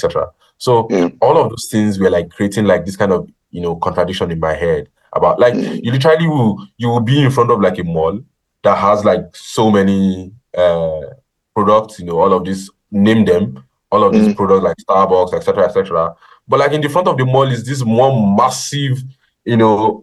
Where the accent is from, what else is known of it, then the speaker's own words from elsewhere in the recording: Ogun State, Nigeria; I'm from Ogun State.